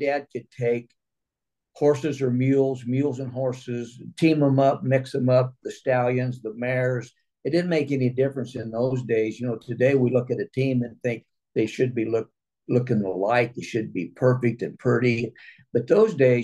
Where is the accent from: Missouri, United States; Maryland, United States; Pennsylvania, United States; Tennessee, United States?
Missouri, United States; now in California, United States; originally from Missouri. We're 100 miles south of St. Louis.